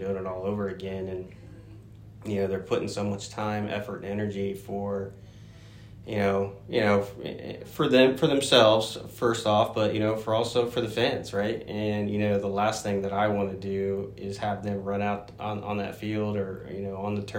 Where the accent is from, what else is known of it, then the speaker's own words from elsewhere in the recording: Greenville, Ohio, United States; moved away; I grew up in Ohio. And, you know, a small town called Greenville, about 1.5 hours north of Cincinnati